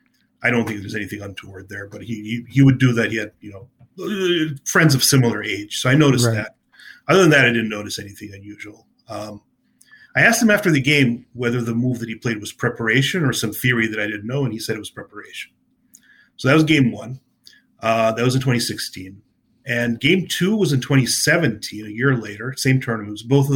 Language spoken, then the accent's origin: English; New Jersey, United States; New Jersey Open. I was a state. It was my home state.